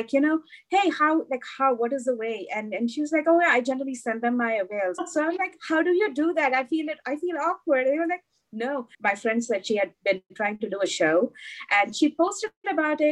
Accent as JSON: {"language": "English", "country": "India", "tie": "born or raised there", "moved": "yes", "said": "growing up in India"}